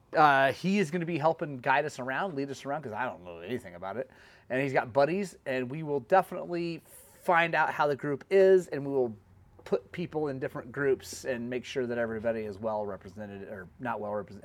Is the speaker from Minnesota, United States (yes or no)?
no; Oklahoma, United States; coming in from Oklahoma, my home state